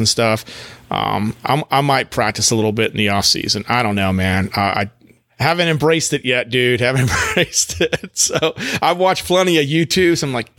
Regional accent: Texas, United States; now in North Carolina, United States; I grew up actually in Texas

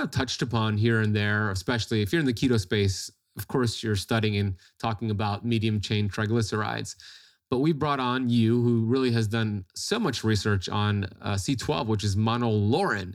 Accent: Florida, United States; in Florida, like myself

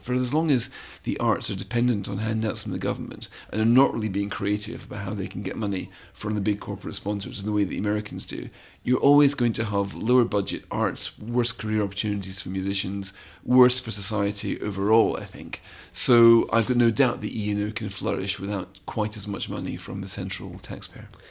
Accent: Scotland, United Kingdom; now in London, United Kingdom; I've always felt as a Scot

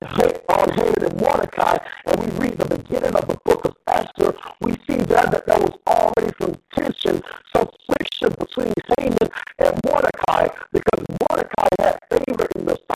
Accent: Atlanta, Georgia, United States; in my hometown of Atlanta, Georgia

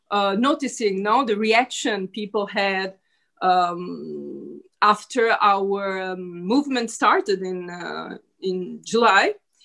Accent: Italy

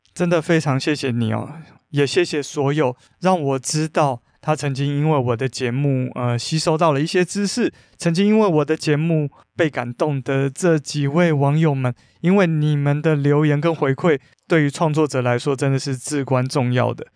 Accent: Taiwan; 我们台湾人

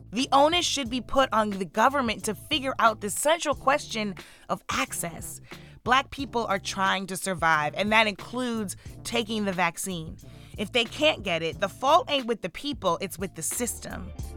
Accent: St. Louis, Missouri, United States; In my hometown

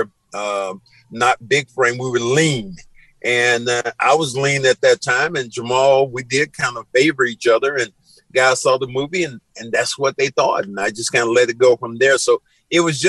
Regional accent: the South, United States; I'm from the South

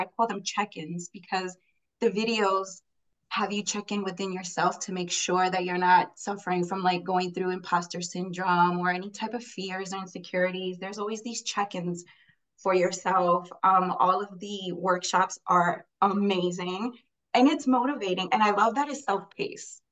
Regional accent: Puerto Rico; now in New York, United States; I was raised in Puerto Rico

